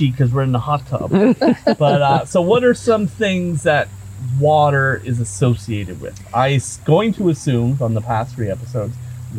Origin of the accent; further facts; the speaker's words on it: Nova Scotia, Canada; We're all from Nova Scotia, so we're constantly surrounded by water all of the time.